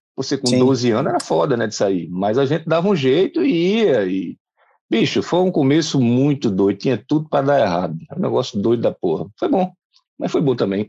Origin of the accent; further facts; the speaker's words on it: Recife, Pernambuco, Brazil; eu comecei gurizinho numa escola chamada Padre Donino, no bairro de Casa Forte, eu sou pernambucano